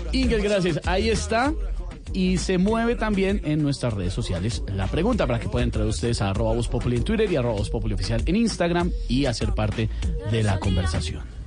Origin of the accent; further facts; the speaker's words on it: Colombia; nosotros como colombianos